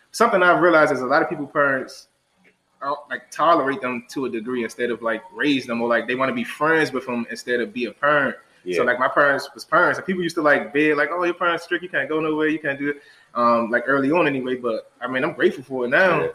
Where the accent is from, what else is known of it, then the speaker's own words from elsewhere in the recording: Washington, District of Columbia, United States; also born or lived in Delaware; growing up in Ward 8, you definitely face a lot of challenges